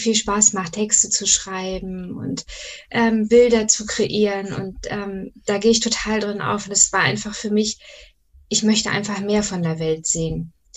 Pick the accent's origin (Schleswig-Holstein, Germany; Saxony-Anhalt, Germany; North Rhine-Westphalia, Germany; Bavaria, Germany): Schleswig-Holstein, Germany; komme aus dem wunderschönen Schleswig-Holstein